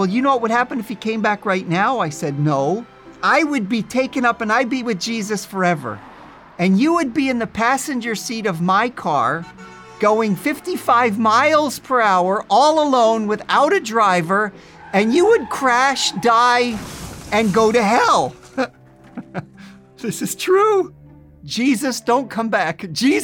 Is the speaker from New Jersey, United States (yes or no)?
yes; New Jersey, United States; born or raised there